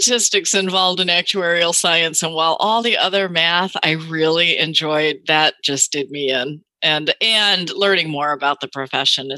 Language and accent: English; Chicago, Illinois, United States; also born or lived in Madison, Wisconsin; I'm from the Midwest. I'm from the Chicago area